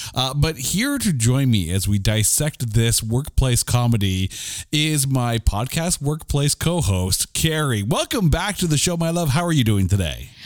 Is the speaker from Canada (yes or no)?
yes; Canada; we're Canadian